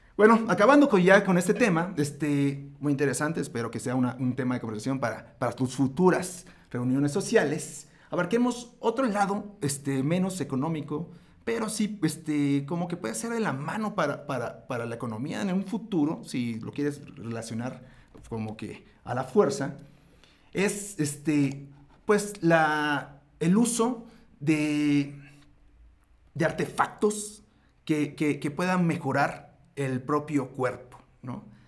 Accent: Mexico; nosotros, los mortales mexicanos

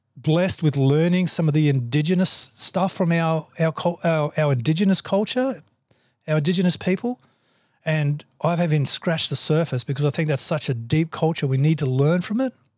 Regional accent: Australia; I'm an Australian

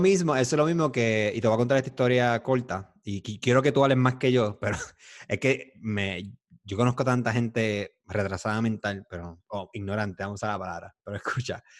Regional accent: Puerto Rico; nosotros somos puertorriqueños

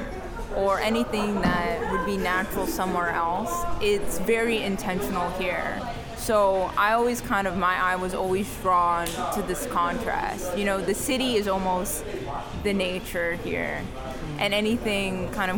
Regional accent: New York City, New York, United States; I'm from Kips Bay. I'm from Midtown

